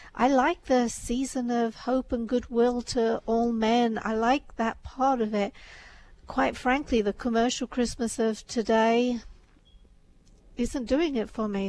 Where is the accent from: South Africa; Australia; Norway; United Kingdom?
United Kingdom; England; I was brought up in England